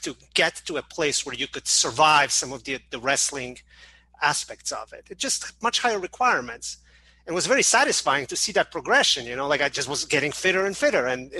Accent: Canada; also born or lived in Poland; now in Chicago, United States; Yeah, I mean, I was born in Poland, but most of my, like, high school and college years I spent in Canada. And then in 2000, I moved to Chicago

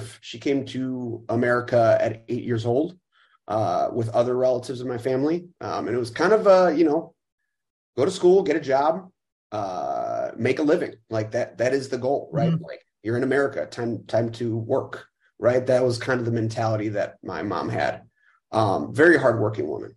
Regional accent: Chicago, Illinois, United States; I'm born and raised. 36 years old, and yeah, growing up right northwest side

